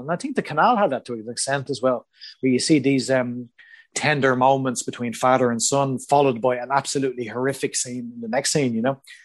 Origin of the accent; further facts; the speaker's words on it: Ireland; moved away as an adult; I am Irish